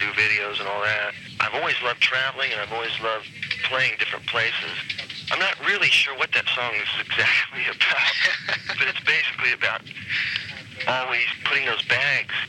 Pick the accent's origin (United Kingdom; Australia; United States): United States; Lafayette, Indiana; moved away; it's where I grew up in Lafayette.